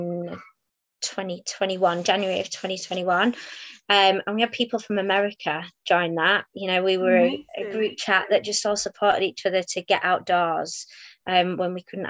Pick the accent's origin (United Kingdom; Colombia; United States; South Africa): United Kingdom; Halifax, Yorkshire and the Humber; also born or lived in Manchester; I'm from Halifax